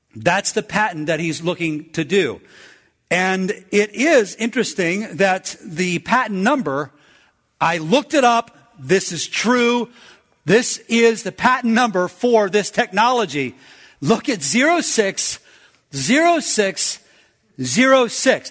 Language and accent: English; United States; I'm from America.